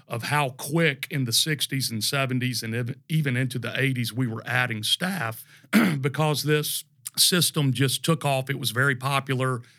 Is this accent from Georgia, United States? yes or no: no; Tallahassee, Florida, United States; moved away as an adult; also born or lived in Charlotte, North Carolina; born and raised in Tallahassee, Florida